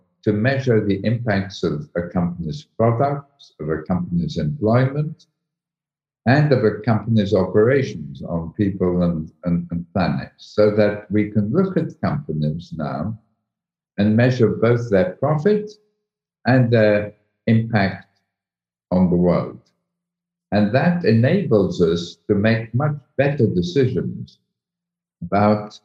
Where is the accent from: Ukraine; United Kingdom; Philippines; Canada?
United Kingdom; accent: British; also born or lived in Egypt; I'm British, as my accent shows